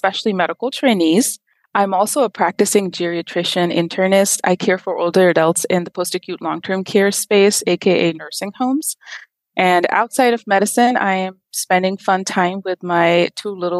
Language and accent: English; Pakistan; moved away as an adult; now in United States; I'm originally from Pakistan. I went to medical school at the Aga Khan University